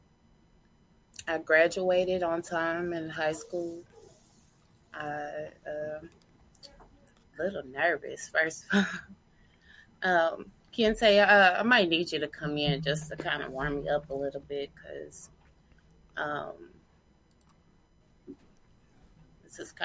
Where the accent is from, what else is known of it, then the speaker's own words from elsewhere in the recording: Kansas City, Kansas, United States; also born or lived in Tacoma, Washington / St. Joseph, Missouri; I'm from Washington State, Tacoma, but I was raised here in Kansas City, Kansas.